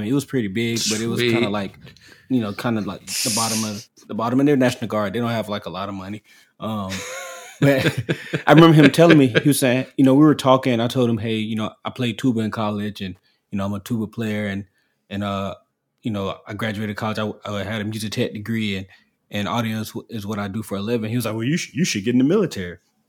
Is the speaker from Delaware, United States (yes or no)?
no; Orlando, Florida, United States; I was an audio guy at SeaWorld Orlando, because I'm from Orlando.